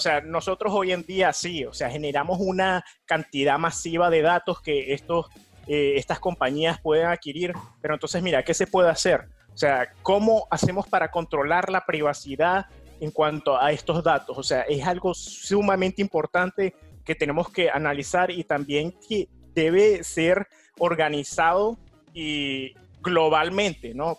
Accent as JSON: {"language": "Spanish", "country": "Venezuela", "moved": "yes", "lives_now": "New York, United States", "said": "de Venezuela"}